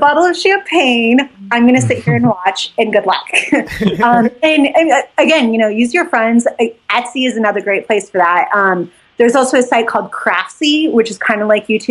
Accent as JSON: {"language": "English", "town": "Jackson", "region": "Wyoming", "country": "United States", "tie": "born or raised there", "moved": "yes", "lives_now": "Texas, United States", "said": "I live in Texas now. I grew up in Jackson"}